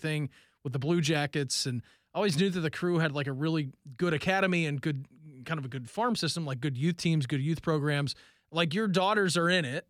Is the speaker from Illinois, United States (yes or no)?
no; Dayton, Ohio, United States; moved away as an adult; now in Columbus, United States; growing up in Dayton